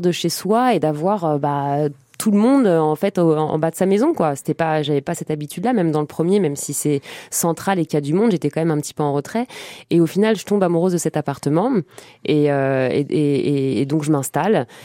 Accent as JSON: {"language": "French", "town": "Trappes", "region": "Île-de-France", "country": "France", "tie": "born or raised there", "also_born_or_lived": "Montigny-le-Bretonneux / Plaisir", "moved": "as an adult", "lives_now": "Paris, France", "said": "je suis né dans le 78 à Trappes. Et après, jusqu'à mes 18, 19 ans, 18 ans, âge, à laquelle j'ai, euh, âge auquel j'ai déménagé à Paris. Avant, j'ai fait tout le 78"}